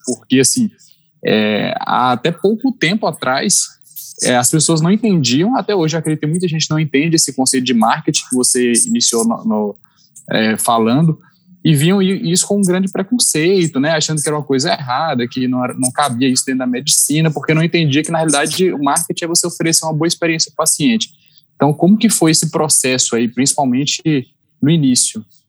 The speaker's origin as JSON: {"language": "Portuguese", "town": "Petrolina", "region": "Pernambuco", "country": "Brazil", "tie": "born or raised there", "also_born_or_lived": "Belo Horizonte", "moved": "yes", "said": "estou de, de volta para minha terra depois de 12 anos"}